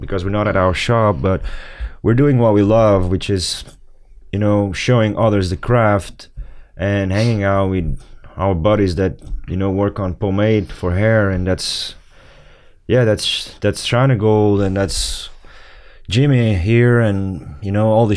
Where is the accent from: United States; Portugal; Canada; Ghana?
Portugal; Lisbon; We're from Lisbon. Lisbon. That's the capital.